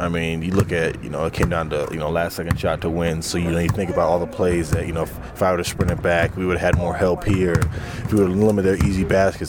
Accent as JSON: {"language": "English", "region": "Midwest", "country": "United States", "moved": "yes", "said": "I'm from the Midwest"}